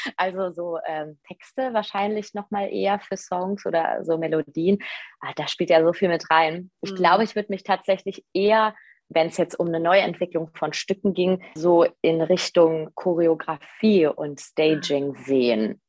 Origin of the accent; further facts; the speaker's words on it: Hachenburg, Rhineland-Palatinate, Germany; now in Düsseldorf, Germany; ich komme aus Hachenburg, aus dem Westerwald. Das ist in Rheinland-Pfalz. Äh, da bin ich geboren